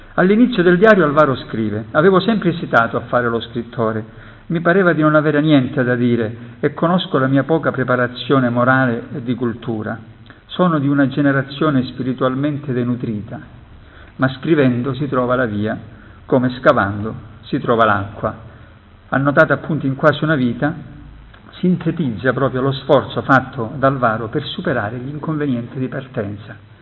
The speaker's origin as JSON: {"language": "Italian", "region": "Calabria", "country": "Italy", "said": "sono calabrese"}